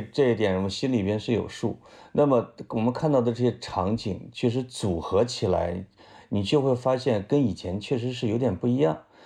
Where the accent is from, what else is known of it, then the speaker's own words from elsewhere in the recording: Puyang, Henan, China; moved away; 我们濮阳下得也挺大